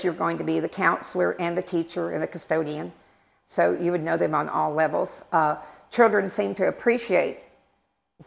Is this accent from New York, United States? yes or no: no; Texas, United States; now in Pitt County, North Carolina, United States; I've been in Pitt County for 30 years. I'm originally from Texas